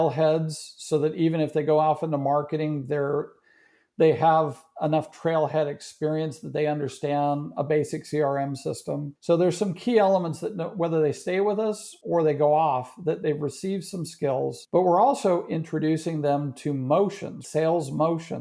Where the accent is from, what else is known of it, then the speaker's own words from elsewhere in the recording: Marin County, California, United States; also born or lived in Maryland; now in Texas, United States; In California, Marin County.